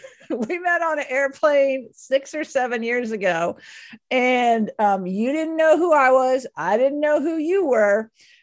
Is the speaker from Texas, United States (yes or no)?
yes; Dallas, Texas, United States; I grew up in Dallas.